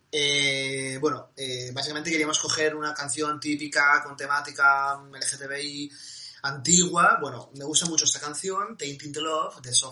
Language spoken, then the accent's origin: Spanish; Asturias, Spain; Además, yo soy asturiano